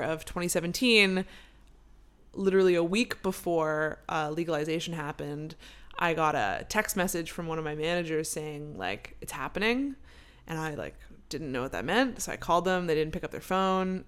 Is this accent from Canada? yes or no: yes; Canada; moved away; I'm from Canada, and we love pot